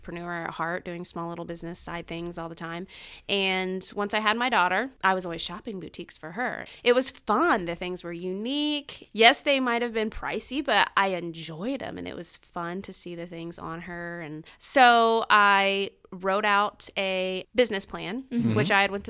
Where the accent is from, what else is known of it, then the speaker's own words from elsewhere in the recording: Muncie, Indiana, United States; Born and raised here in Muncie on the south side of town